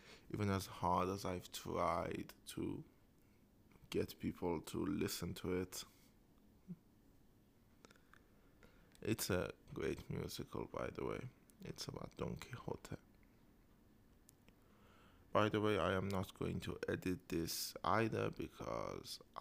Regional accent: Isfahan, Iran; I am from Isfahan, and Isfahan is very infamous for being economical.

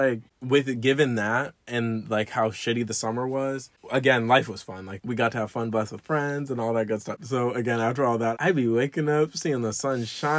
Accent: Florida, United States; I'm from Florida, born and raised. I'm not used to seasons.

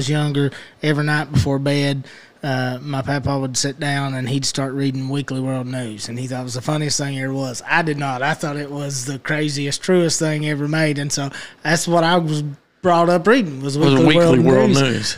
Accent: Knott County, Kentucky, United States; we're from Knott County

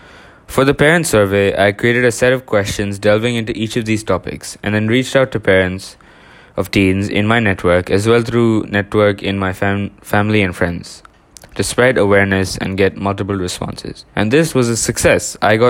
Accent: India; now in Singapore; When I moved to Singapore from India, I kept that habit of swimming.

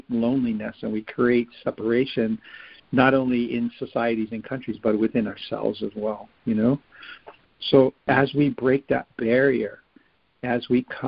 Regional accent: Hawaii, United States; I'm from Hawaii, and my family goes back in Hawaii over 20 generations

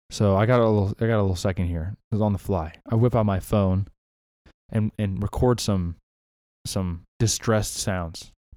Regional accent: Southern California, United States; moved away; I'm from Southern California

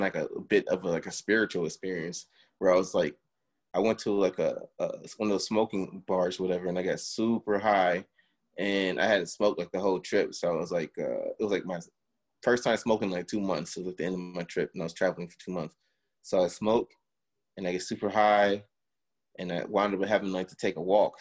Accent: Miami, Florida, United States; now in Los Angeles, United States; I grew up in Miami

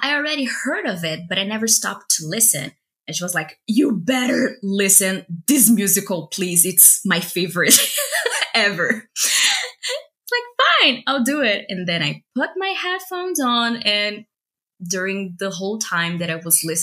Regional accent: Brazil; English is a second language; I am Latina too. I was born in Brazil

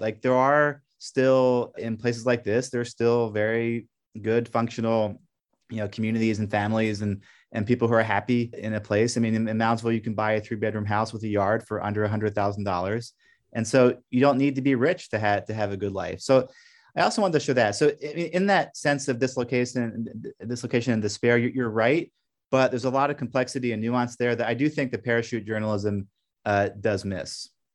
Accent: Brussels, Brussels-Capital Region, Belgium; moved away as an adult; now in Pittsburgh, United States; I grew up in Brussels speaking French, and America was like the ancestral homeland.

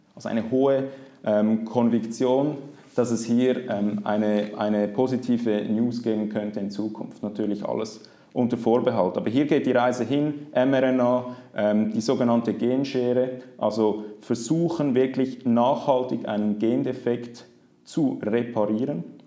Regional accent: Zurich, Switzerland; aufgewachsen bin ich in Zürich

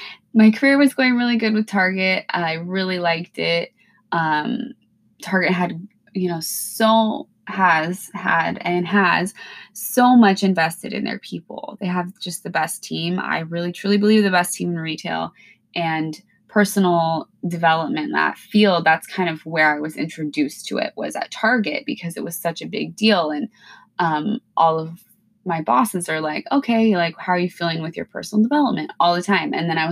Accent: Pacific Northwest, United States; You know, I'm from the Pacific Northwest. It's mild here. Yeah, it rains, but like it's mild weather. We don't get a ton of snow.

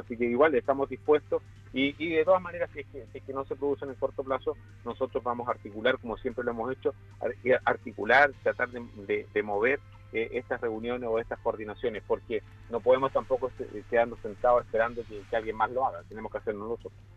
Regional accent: Chile; como chilenos

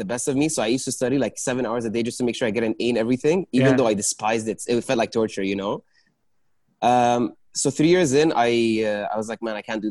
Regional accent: Dubai, United Arab Emirates; I grew up in Dubai.

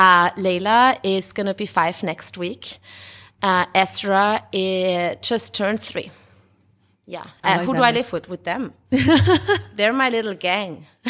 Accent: Austria; also born or lived in Mexico; now in Brooklyn, United States; So I'm half Mexican, half Austrian. My dad is from Mexico, the FM, and my mom is from Austria. And so I was born in Austria and I grew up in Austria and in Mexico, went back and forth a lot.

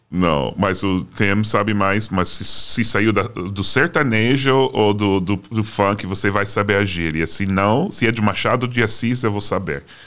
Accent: Boston, Massachusetts, United States; Portuguese is a second language; moved away as an adult; also born or lived in New Jersey; Eu sou de Boston, também é conhecida como uma cidade é. racista

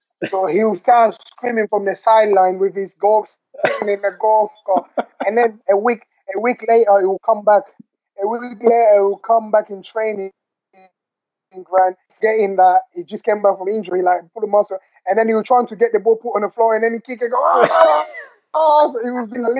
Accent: England, United Kingdom; When I first, obviously, I grew up here in England, and my first time to go Africa was in 2002 to play a competition.

